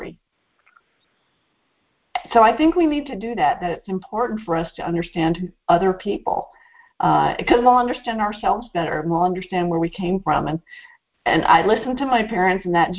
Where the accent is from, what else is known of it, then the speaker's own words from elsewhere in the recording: Northeast, United States; we grew up in the Northeast. There was one man of color in my town.